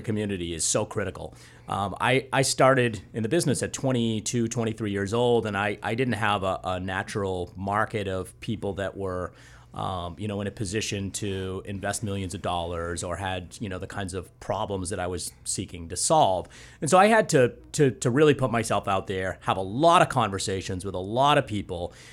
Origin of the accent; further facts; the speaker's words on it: just outside of Boston, Massachusetts, United States; also born or lived in San Bernardino, California; I've grown up there just outside of Boston and, uh, spent most of my life there.